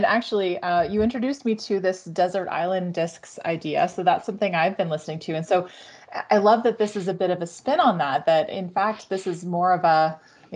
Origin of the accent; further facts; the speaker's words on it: Canada; I'm Canadian.